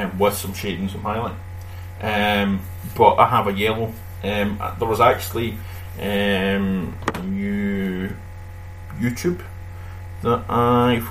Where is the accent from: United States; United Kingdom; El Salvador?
United Kingdom; Scotland; accent: Scottish; That's being Scottish for you